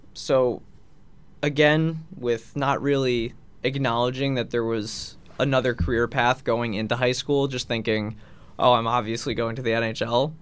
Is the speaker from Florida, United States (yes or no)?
no; Long Island, New York, United States; I grew up in Long Island